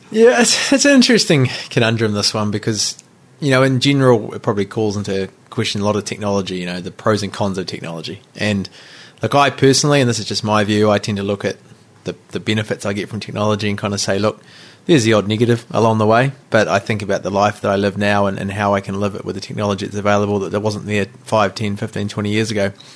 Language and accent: English; New Zealand; also born or lived in Rotorua / Nelson; now in Auckland, New Zealand; we grew up in Rotorua and Nelson, uh, you know, we knew our neighbours, and all of a sudden, in ten years living in Auckland